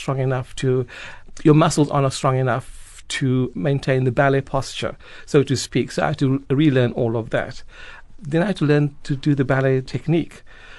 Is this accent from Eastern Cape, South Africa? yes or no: yes; Port Elizabeth, Eastern Cape, South Africa; now in Cape Town, South Africa; I'm from Port Elizabeth, where back in the mid-80s, not much has been happening or going on as far as the arts is concerned, especially where I come from.